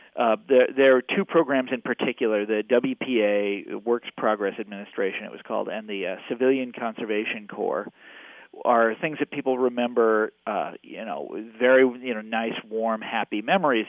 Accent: Kansas City, Missouri, United States; I grew up in Kansas City

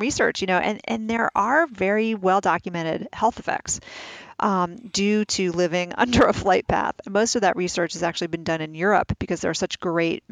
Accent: New York City, New York, United States; I grew up in the city. I grew up in New York City.

